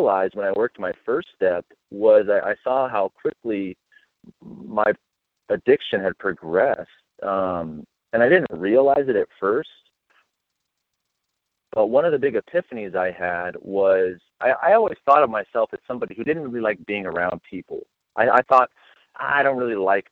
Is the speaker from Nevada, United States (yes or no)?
yes; Las Vegas, Nevada, United States; I grew up in Las Vegas, Nevada, and I was born and raised there